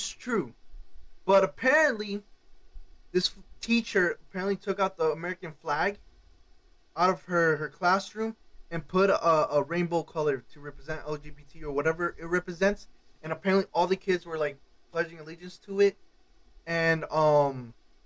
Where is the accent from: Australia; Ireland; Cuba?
Cuba; now in United States; I'm not from this country. I was born in Cuba